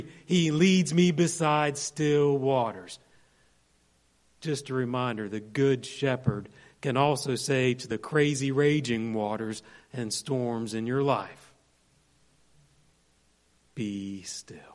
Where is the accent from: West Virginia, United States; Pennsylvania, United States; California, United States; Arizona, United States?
West Virginia, United States; Monongalia County; moved away; I grew up in Monongalia County